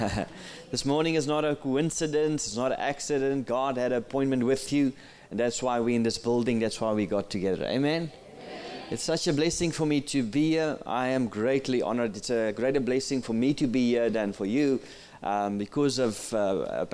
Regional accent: South Africa; first language Afrikaans; English is a second language; I'm from South Africa.

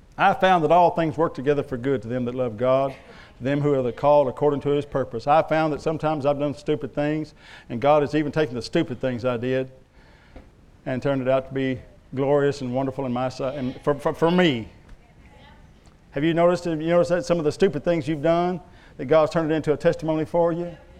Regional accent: Love County, Oklahoma, United States; where I was raised over in Love County, it was peanuts and watermelon

